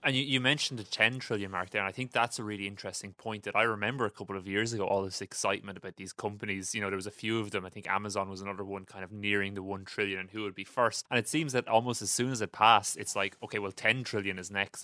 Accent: Ireland; As an Irish person

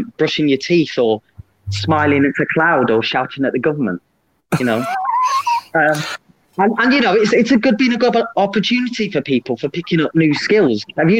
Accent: East Midlands, United Kingdom; I hail from the Leicestershire, Middle Earth. I'm actually a Leicesterfarian, I believe is a technical term.

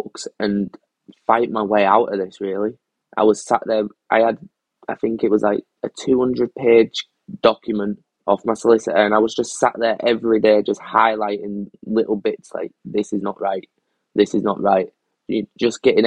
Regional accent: Cumbria, North West England, United Kingdom; I wasn't allowed to my hometown. I wasn't allowed to where I live or where I came from. I had to go stay with a friend further up in North Cumbria

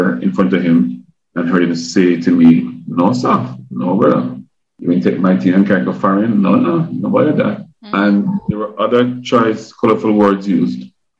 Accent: Kingston, Jamaica; now in United States; I grew up in Kingston

